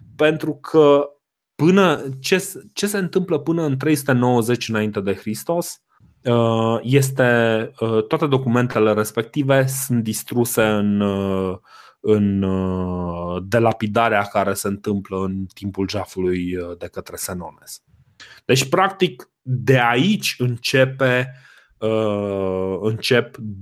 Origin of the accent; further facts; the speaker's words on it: Romania; noi ca români